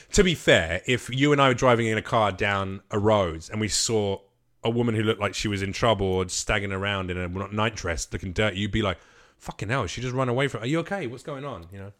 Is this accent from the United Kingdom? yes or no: yes; England, United Kingdom; I was raised in England, but I'm Macedonian.